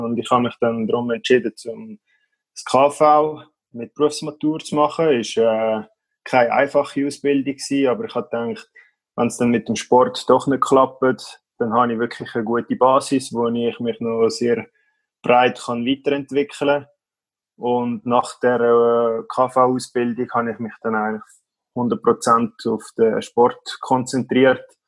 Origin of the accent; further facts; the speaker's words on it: Schneisingen, Aargau, Switzerland; in unserem Dorf, wo ich aufgewachsen bin, in Schneisigen